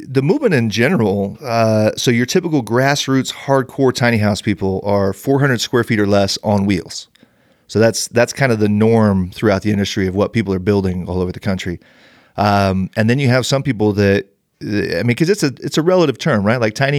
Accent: Bakersfield, California, United States; moved away as an adult; I grew up an hour and a half north of LA in Bakersfield. Okay. So I am an LA sports guy. Those are my teams. I've lived up here. I came up here to go to the Y, and I've been up here for 16 years.

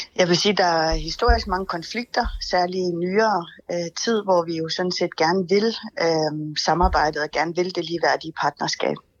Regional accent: Greenland; hjemme i Grønland

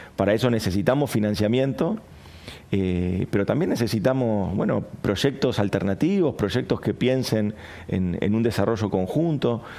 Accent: Argentina

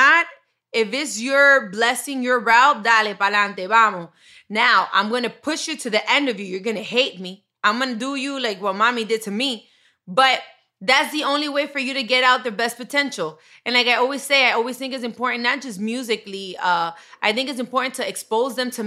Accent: Miami, Florida, United States; I grew up in Miami

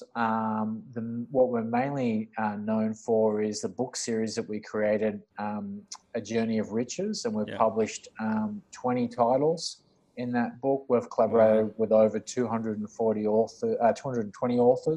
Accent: Central Coast, New South Wales, Australia; also born or lived in Parramatta, Western Sydney / Auburn, Western Sydney / Sydney; most of my childhood and schooling was on the Central Coast at a place called Gorick

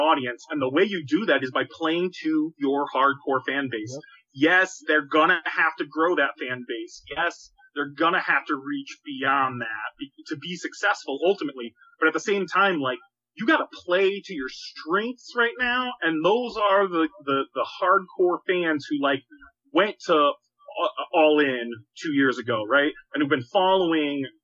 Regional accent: Boston, Massachusetts, United States; now in Chicago, United States

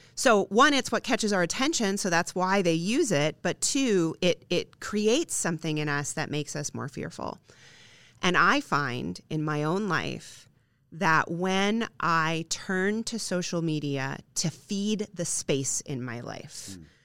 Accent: Midwest, United States; I'm a Midwestern girl. Um, our towns have literal squares in many of them, um, and if I was to walk down to the end of Main Street in my hometown

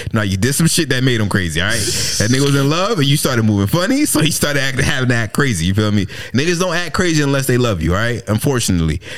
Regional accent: United States

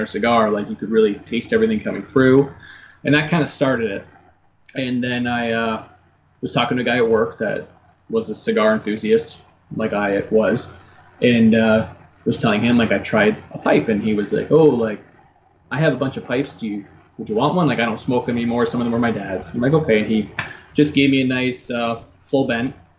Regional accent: St. Thomas, Ontario, Canada; I am from St. Thomas, Ontario

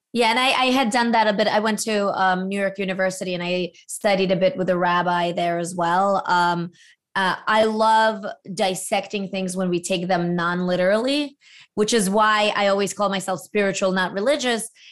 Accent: Latvia; moved away; as a former Soviet refugee, my father being from Ukraine, I was born in Latvia

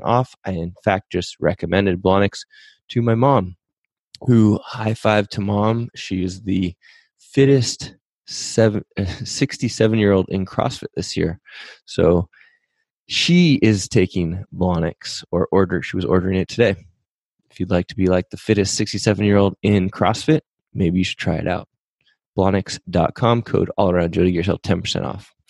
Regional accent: Pacific Northwest, United States; also born or lived in San Diego; I grew up in the Pacific Northwest

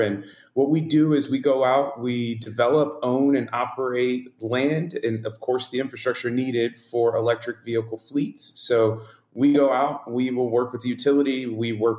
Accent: Pensacola, Florida, United States; I'm from Pensacola, Florida

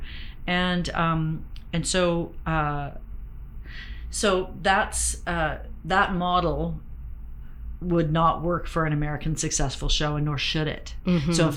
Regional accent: Ontario, Canada; also born or lived in Western Canada; now in British Columbia, Canada; I've been a Westerner a long time. I was born in Ontario

